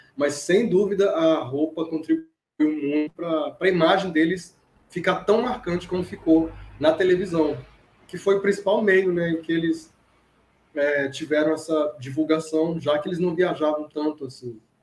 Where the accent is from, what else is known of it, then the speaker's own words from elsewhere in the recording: Brazil; que sou brasileiro, sou fã